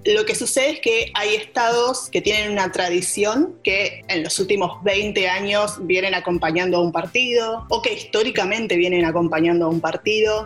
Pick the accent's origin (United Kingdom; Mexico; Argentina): Argentina; now in Washington, United States; soy periodista de Argentina, vivo en Washington, Distrito de Columbia